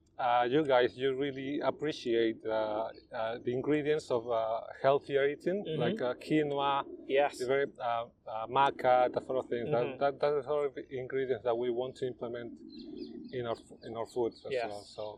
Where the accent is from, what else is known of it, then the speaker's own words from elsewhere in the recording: Peru; English is a second language; moved away as an adult; now in London, United Kingdom; We're British, Peruvian. So yes, the dream came to open the stall, the Peruvian food here in England, and we did it.